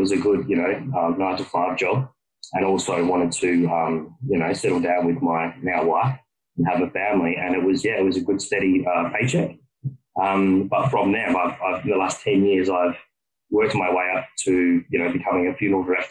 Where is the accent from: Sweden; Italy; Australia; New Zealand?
Australia; from Australia, and I'm a funeral director